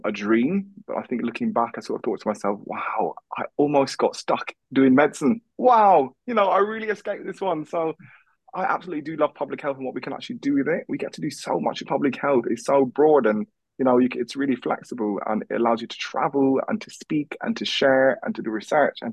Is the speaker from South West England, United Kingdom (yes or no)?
no; London, United Kingdom; also born or lived in United States / South Korea / Peterborough; now in Manchester, United Kingdom; I was born in London, so Croydon.